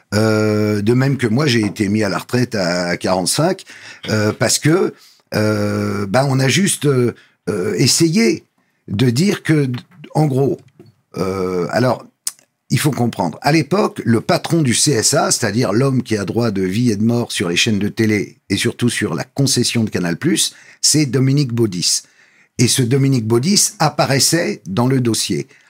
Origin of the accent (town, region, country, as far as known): Paris, Île-de-France, France; born or raised there